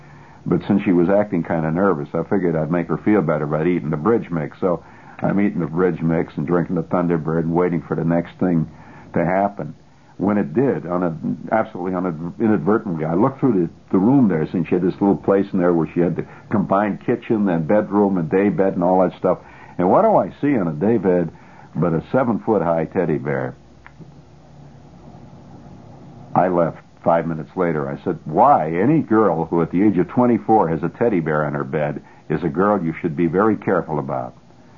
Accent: New York, United States; I mean, New Yorkers are the most, let's put it this way, and I'm one of them, let's face it, I'm a New Yorker.

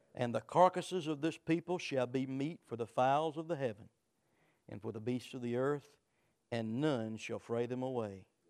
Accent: United States; I'm an American, I'm free

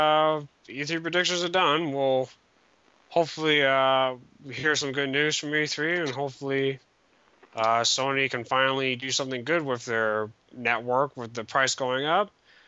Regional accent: Canada; Other than that, that's about it for today. I'm Canadian.

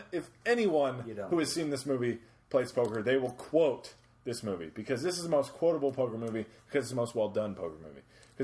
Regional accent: Mobile, Alabama, United States; I'm from Mobile. Mobile, Alabama.

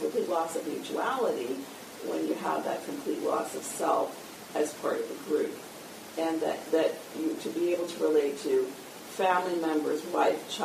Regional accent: New York, United States; now in Boston, United States; I'm from New York

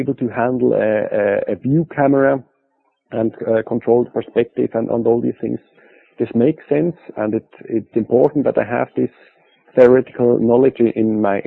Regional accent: Basel, Basel-Stadt, Switzerland; This was a big fashion studio in Basel, in my hometown

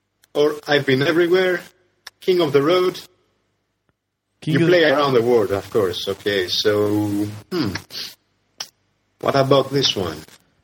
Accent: Greece; now in Hangzhou, China; So he asks where I'm from. And when he hears I'm from Greece

